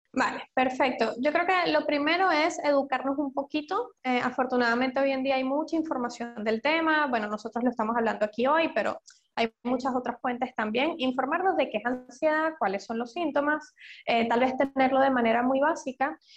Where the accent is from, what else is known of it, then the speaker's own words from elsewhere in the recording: Venezuela; moved away; also born or lived in London; soy venezolana